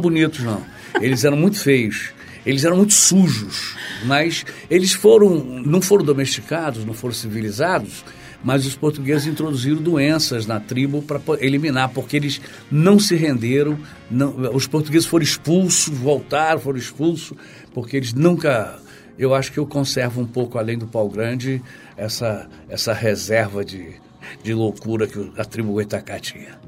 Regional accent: Campos dos Goytacazes, Rio de Janeiro, Brazil; moved away as an adult; now in Rio de Janeiro, Brazil; é um peixe muito próprio da minha terra que é Campos

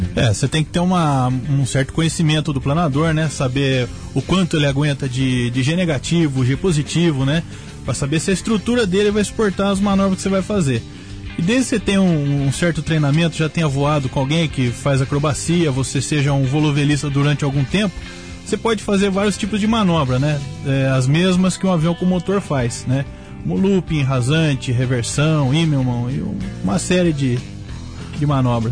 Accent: Tatuí, São Paulo, Brazil; eu sou de Tatuí, né? Eu sou dá pra ver que eu sou de Tatuí

